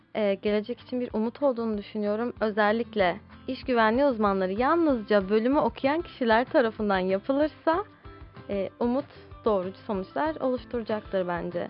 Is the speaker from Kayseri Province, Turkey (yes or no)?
no; Istanbul, Turkey; İstanbul'da doğdum. İstanbul'da yetiştim.